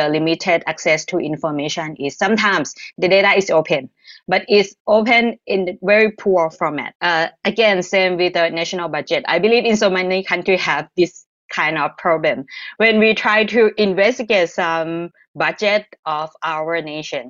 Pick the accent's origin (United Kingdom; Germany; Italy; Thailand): Thailand; I'm from Thailand.